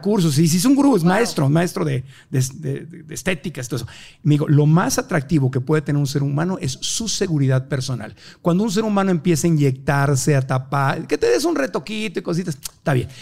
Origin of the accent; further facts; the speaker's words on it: Mexico; Como mexicanos